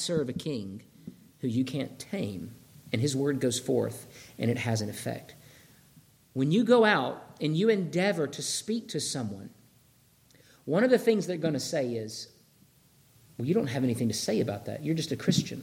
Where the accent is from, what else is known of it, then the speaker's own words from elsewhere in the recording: Georgia, United States; moved away; I'm from Georgia.